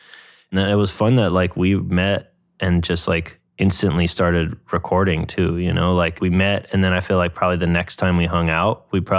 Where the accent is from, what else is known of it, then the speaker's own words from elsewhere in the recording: New York, United States; I grew up in New York in the 90s